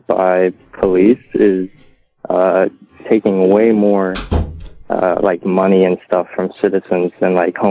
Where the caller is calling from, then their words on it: Kansas City, Missouri, United States; from Kansas City. I haven't called in quite some time.